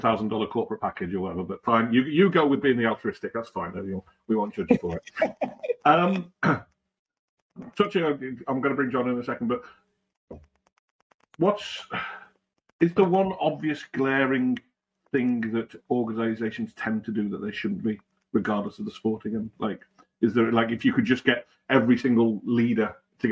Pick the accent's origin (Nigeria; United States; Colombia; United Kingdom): United Kingdom; me being British